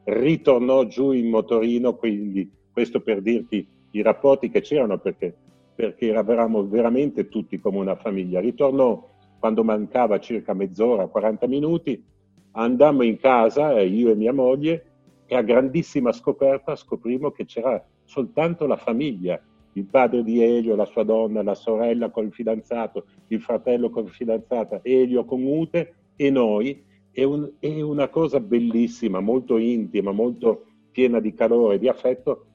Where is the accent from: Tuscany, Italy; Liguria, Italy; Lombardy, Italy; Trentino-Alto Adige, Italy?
Liguria, Italy; Genoa; come genovese